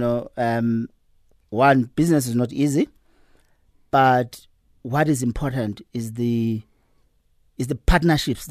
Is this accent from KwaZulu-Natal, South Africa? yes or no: yes; Clermont, KwaZulu-Natal, South Africa; moved away as an adult; now in Johannesburg, South Africa; I'm a boy from KZN